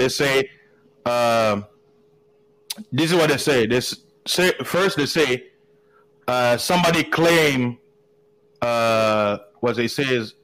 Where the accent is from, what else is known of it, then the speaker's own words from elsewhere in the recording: United States; I'm an American.